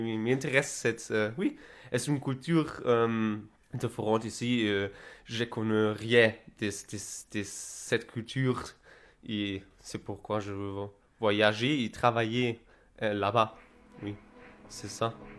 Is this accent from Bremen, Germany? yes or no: no; Berlin, Germany; French is a second language; je suis d'Allemagne, de Berlin. Je viens de Berlin